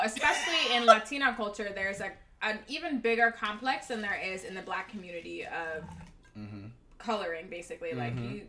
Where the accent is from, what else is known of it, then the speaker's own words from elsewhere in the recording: South Florida, United States; moved away as an adult; now in Los Angeles, United States; growing up in South Florida